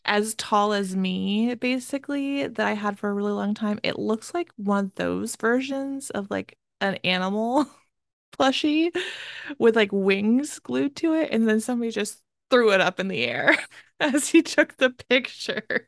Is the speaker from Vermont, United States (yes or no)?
no; Maryland, United States; I'm technically from the North, but it's really the South. Maryland is considered